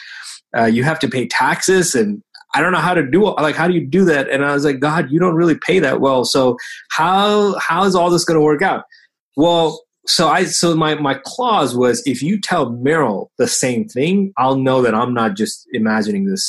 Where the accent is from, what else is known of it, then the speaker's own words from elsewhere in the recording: Bahrain; now in United States; so now I live here in the US. When I tell friends that, you know, I grew up in Bahrain